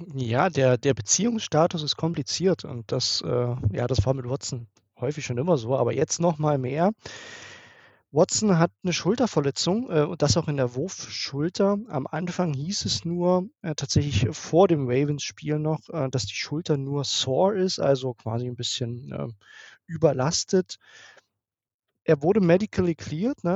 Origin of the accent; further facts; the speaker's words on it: near Dresden, Saxony, Germany; ich komme aus der Nähe von Dresden